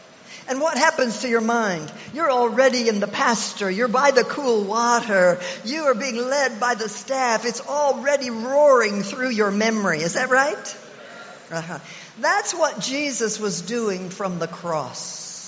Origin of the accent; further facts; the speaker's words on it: Oklahoma, United States; also born or lived in Nigeria; I'm from Oklahoma. If I'm from anywhere, I'm from Nigeria and Oklahoma.